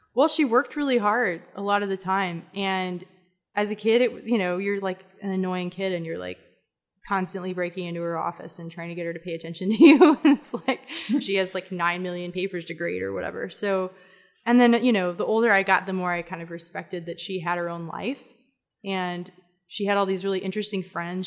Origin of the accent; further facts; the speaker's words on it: Atlanta, Georgia, United States; moved away as an adult; also born or lived in Mentone, Alabama / Ireland; now in Texas, United States; I grew up as much in Atlanta and Decatur a, as I did in Alabama